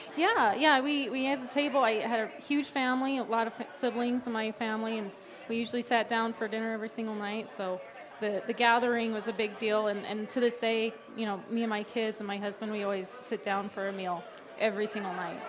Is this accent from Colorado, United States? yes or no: yes; Aurora, Colorado, United States; also born or lived in Denver; now in Pueblo, United States; I grew up in Aurora